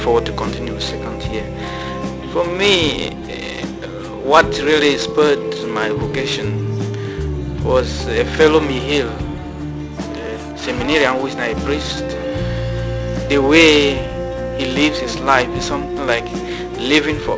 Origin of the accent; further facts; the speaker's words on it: Cameroon; from West Africa in Cameroon